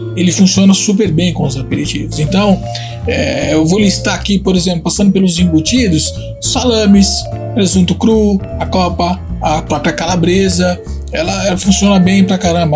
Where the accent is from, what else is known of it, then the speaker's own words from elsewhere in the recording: Tuscany, Italy; moved away; na Toscana, que aliás é minha terra natal